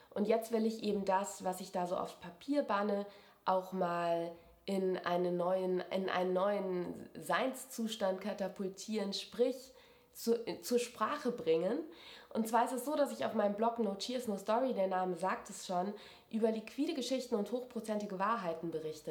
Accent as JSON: {"language": "German", "town": "Wiesbaden", "region": "Hesse", "country": "Germany", "tie": "born or raised there", "also_born_or_lived": "Mainz", "moved": "as an adult", "lives_now": "Munich, Germany", "said": "ich bin in Wiesbaden aufgewachsen"}